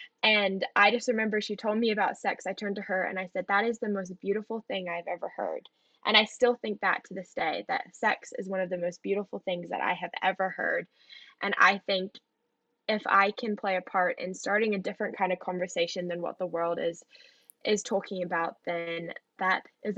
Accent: New Zealand; now in United States; you'll detect an accent because I'm half American and half Kiwi. I grew up in New Zealand. I grew up on a farm.

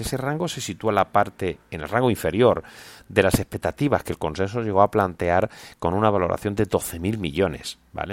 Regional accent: Seville, Andalusia, Spain; mi tierra, Sevilla

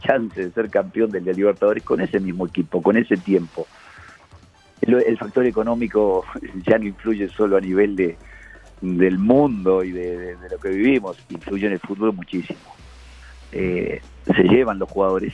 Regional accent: Uruguay; moved away as an adult; now in Colombia; mi país, Uruguay

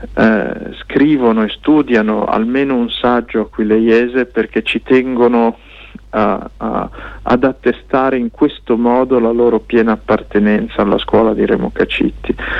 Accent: Lombardy, Italy; che siamo nati in Lombardia eh, molti a Milano

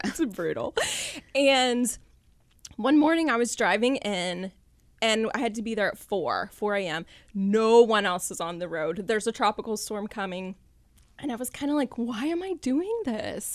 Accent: Callahan, Florida, United States; I grew up here in North Florida in Callahan

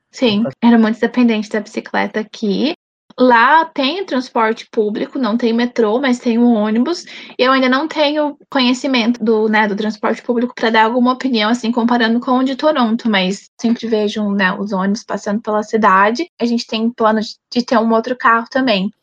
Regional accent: Brazil; moved away as an adult; now in Canada; Eu sempre gostei de ser brasileira

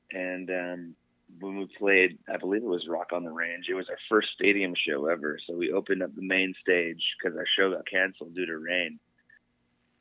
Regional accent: Las Vegas, Nevada, United States; I grew up in Vegas with Jake

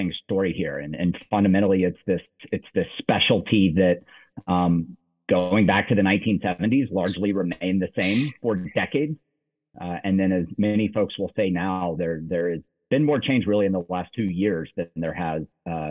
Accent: Nashville, Tennessee, United States; moved away as an adult; also born or lived in Virginia / Washington, D.C.; born and raised in Nashville, Tennessee

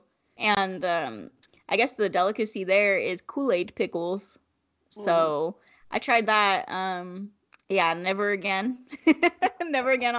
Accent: California, United States; I'm from California and I'm Mexican

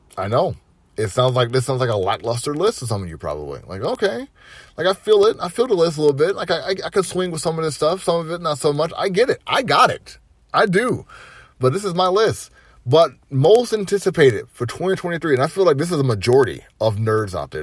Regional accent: Atlanta, Georgia, United States; growing up in Atlanta, dude, growing up in Atlanta

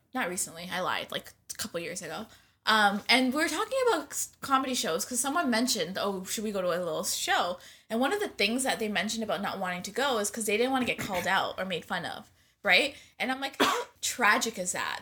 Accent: Scarborough, Ontario, Canada; I'm also from Scarborough

